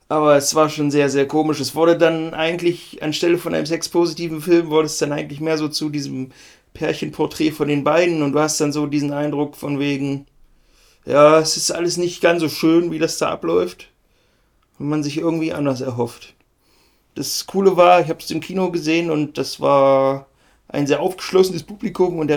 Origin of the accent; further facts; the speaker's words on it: Halberstadt, Saxony-Anhalt, Germany; wir kommen doch aus Halberstadt, Mann.